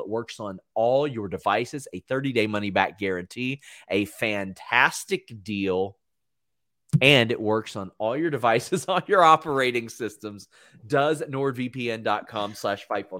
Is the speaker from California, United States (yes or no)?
no; Kentucky, United States; "Oh, where are you from?" I go Kentucky.